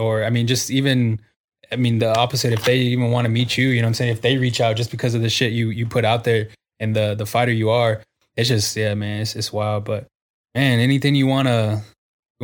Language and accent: English; San Antonio, Texas, United States; I'm from the Southwest side of San Antonio.